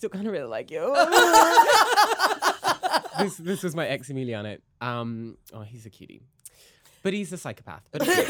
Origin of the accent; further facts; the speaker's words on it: Midlands, United Kingdom; accent: British; also born or lived in Mississauga; now in Toronto, Canada; I was born in the Midlands in the UK.